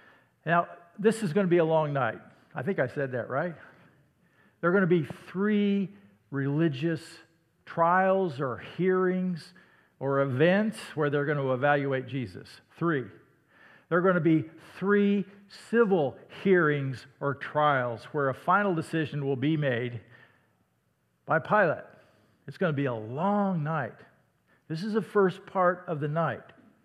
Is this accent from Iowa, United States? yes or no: yes; Iowa, United States; "You're from the south, aren't you?" "Well, no, I'm from Iowa."